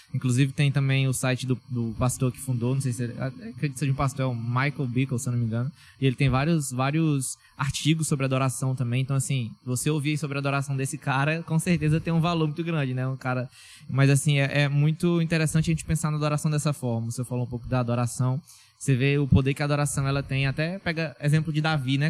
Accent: Tailândia, Pará, Brazil; now in Parauapebas, Brazil; de Tailândia, já, que é minha cidade natal

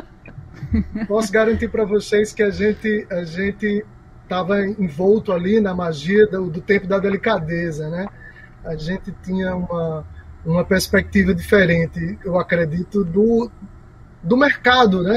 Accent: Campina Grande, Paraíba, Brazil; eu sou de Campina Grande

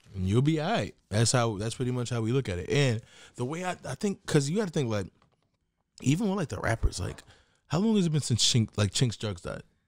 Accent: New York City, New York, United States; I'm from Queens

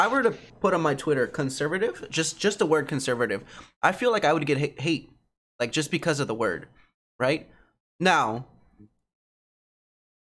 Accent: United States; growing up in America

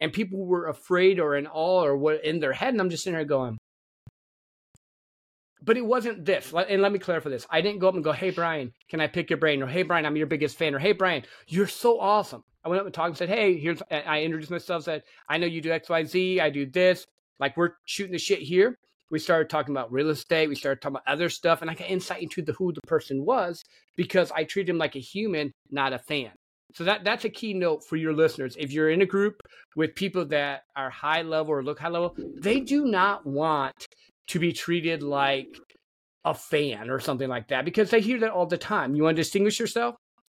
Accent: Midwest, United States; Because I grew up in the Midwest, and you got two emotions, anger and laughter.

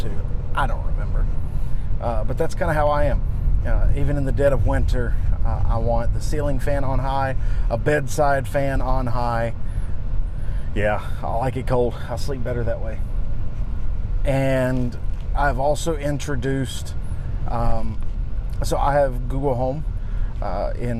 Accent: United States; I've never been out of the country. I'm from the United States.

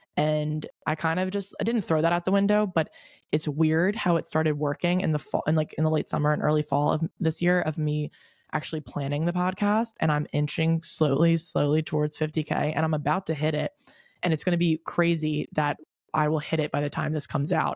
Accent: Delaware, United States; moved away as an adult; also born or lived in Newark, Delaware / Wilmington, Delaware; now in Charleston, United States; I'm from Delaware. I think I've said this before, but I'm from Delaware. I live in Newark, but I went to high school in Wilmington.

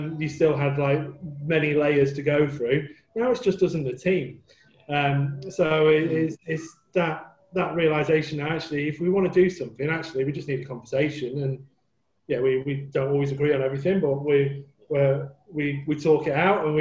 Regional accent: Manchester, North West England, United Kingdom; moved away; I'm from Manchester originally

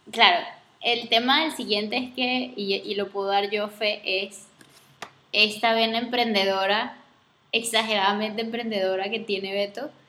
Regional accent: Venezuela; also born or lived in Spain; soy venezolana

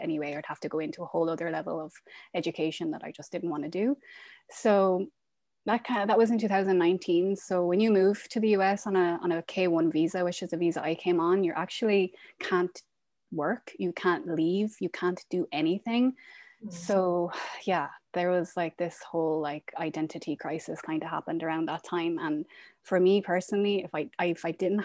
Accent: west of Ireland, Ireland; moved away as an adult; also born or lived in Dubai / Qatar; now in Portland, United States; I am from Ireland. I'm from a small town in the west of Ireland, but I'm currently living in Portland, Oregon

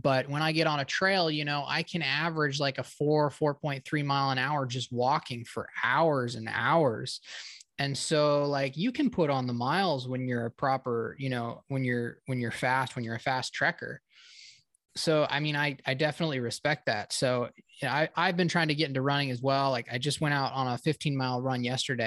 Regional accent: North Idaho, United States; growing up in North Idaho

